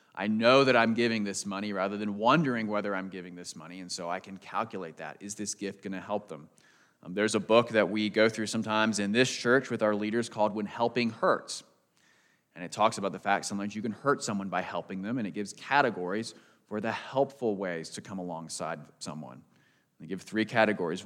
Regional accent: United States; growing up outside Washington, D C

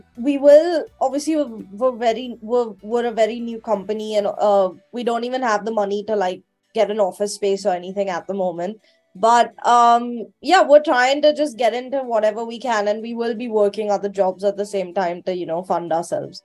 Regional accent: Mumbai, Maharashtra, India; moved away as an adult; now in United Kingdom; I'm originally from Mumbai in India, born and brought up, even have an Indian passport.

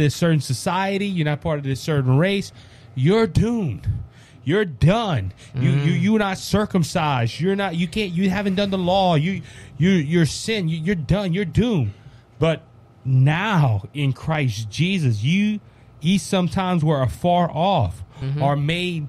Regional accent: Cajun, Louisiana, United States; me being a Cajun conservative

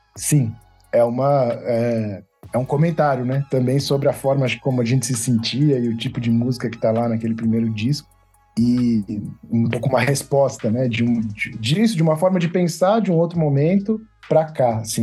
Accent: São Paulo, Brazil; accent: paulistano; ser uma banda paulistana, né? Assim, eu acho que faz parte da nossa identidade também a, re, a relação que a gente tem com, com a cidade, o nosso sotaque

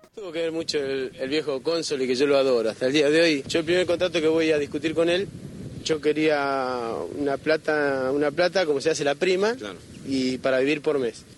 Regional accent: Argentina; moved away; de acá soy, un argentino, pero 100%

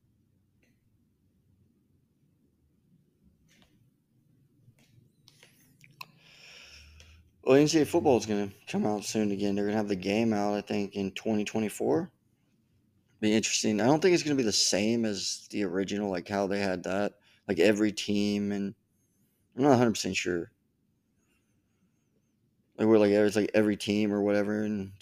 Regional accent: Coweta, Oklahoma, United States; growing up in Coweta

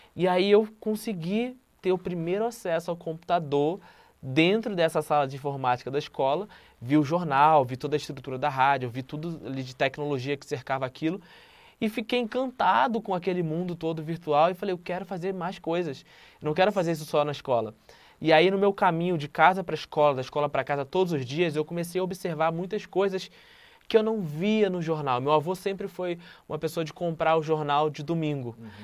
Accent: Rio de Janeiro, Brazil; Eu venho do Morro do Adeus, no complexo do Alemão

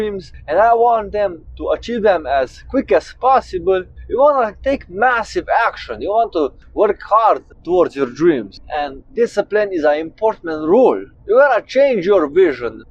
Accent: Slovenia; I'm 27 years old and I come from Slovenia.

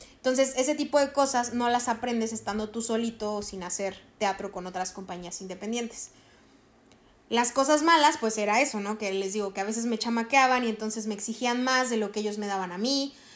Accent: Cerritos, San Luis Potosí, Mexico; aquí en mi pueblo, o sea, aquí en Cerritos

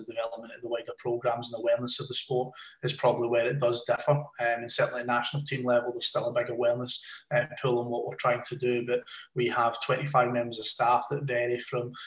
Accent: Scotland, United Kingdom; moved away; also born or lived in Lancashire; as a Scotsman

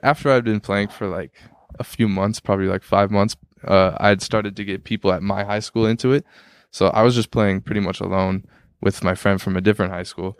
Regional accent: Tacoma, Washington, United States; moved away as an adult; now in Minneapolis, United States; Isaiah Thomas grew up on my street that I grew up on

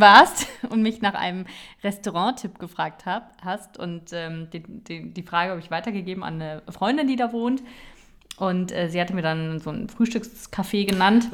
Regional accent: Berlin, Germany; ich komme aus Berlin, muss man dazu sagen. Ich bin in, in Berlin geboren

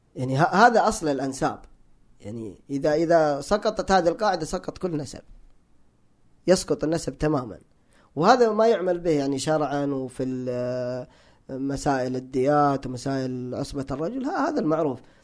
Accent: Hejaz, Saudi Arabia; انا تعصب حجازي هناك في الحجاز

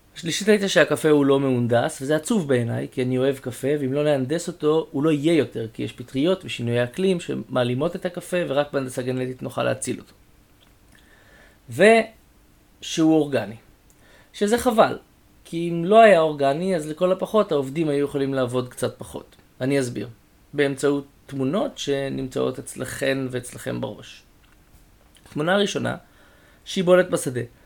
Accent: Israel; גדלתי במושב

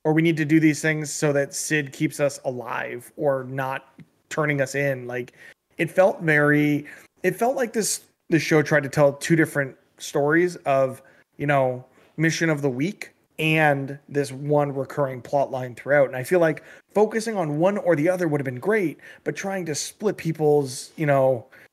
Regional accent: Canada; as a Canadian

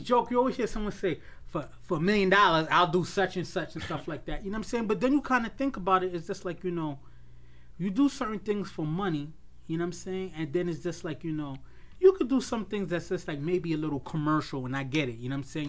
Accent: New York City, New York, United States; we're from Queens

